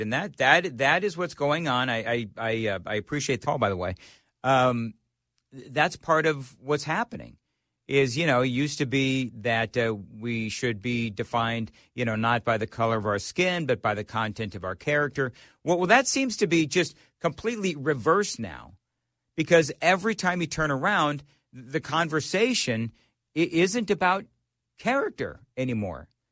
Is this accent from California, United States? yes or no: yes; Glendora, California, United States; also born or lived in Los Angeles; now in Nashville, United States; I grew up in Glendora, California.